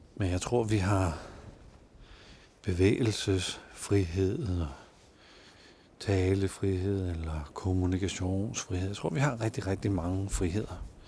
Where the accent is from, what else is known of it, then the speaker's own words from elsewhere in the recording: Denmark; vi har ret meget frihed som danskere